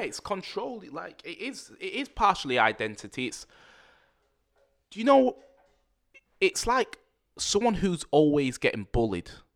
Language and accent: English; Manchester, North West England, United Kingdom; accent: Mancunian; I grew up in Manchester, a place called Rusholme.